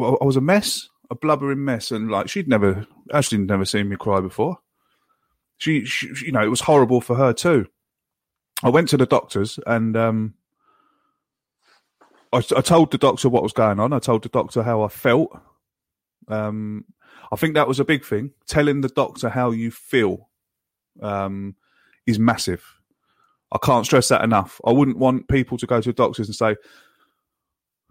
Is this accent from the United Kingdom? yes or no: yes; England, United Kingdom; now in Ireland; I live in Ireland, and as an Englishman living in Ireland